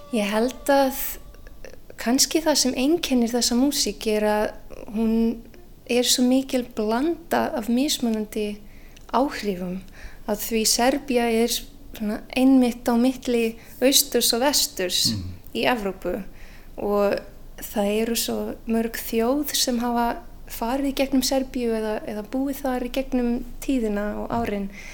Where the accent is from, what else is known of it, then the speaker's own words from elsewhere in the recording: Canada; Icelandic is a second language; moved away as an adult; now in Iceland; ég holst upp í Kanada